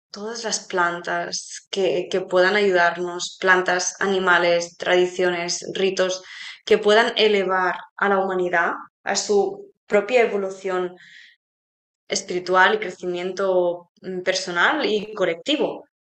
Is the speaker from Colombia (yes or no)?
no; Spain; a ver, nosotros somos españolas